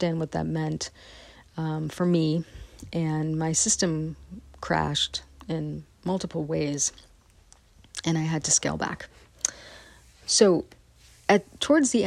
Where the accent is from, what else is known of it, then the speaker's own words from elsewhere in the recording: West Marin, California, United States; also born or lived in San Rafael, California; I'm from West Marin